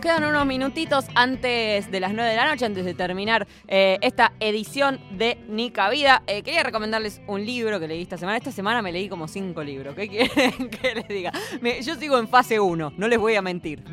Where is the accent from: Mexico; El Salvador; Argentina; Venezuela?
Argentina; somos argentinos